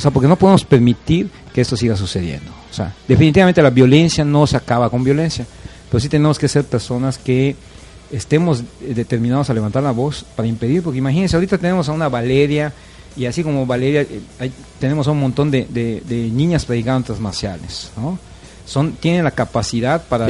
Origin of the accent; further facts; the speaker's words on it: Yucatán, Mexico; a nosotros como como ciudadanos, como yucatecos